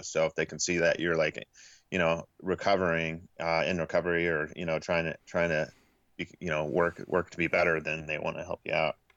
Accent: Portland, Oregon, United States; also born or lived in Houston, Texas; I grew up right outside of Portland, Oregon

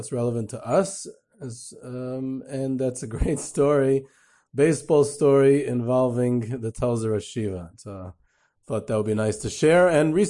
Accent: Cleveland, Ohio, United States; I'm from Cleveland, and I'm a very disappointed Indians fan, so the following story is very close to my heart.

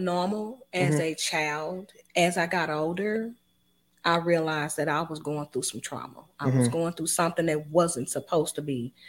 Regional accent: Dallas, Texas, United States; also born or lived in Kansas City; I was born in Kansas and we moved to Dallas around about the age of 5.

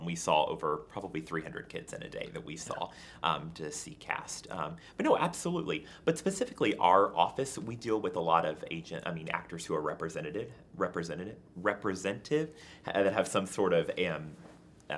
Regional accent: Herrin, Illinois, United States; moved away as an adult; now in New York City, United States; I was originally born and raised in Heron

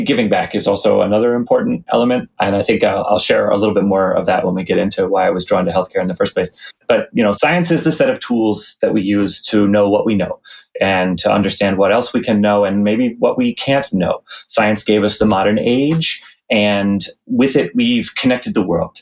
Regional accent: Lehigh Valley, Eastern Pennsylvania, United States; I'm from Eastern Pennsylvania. I grew up in the Lehigh Valley

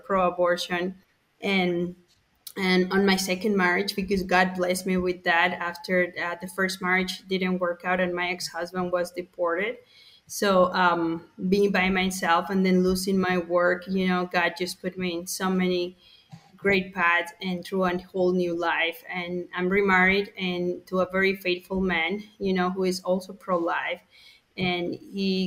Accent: Mexico City, Mexico; moved away; I'm Mexican. I was born in Mexico City

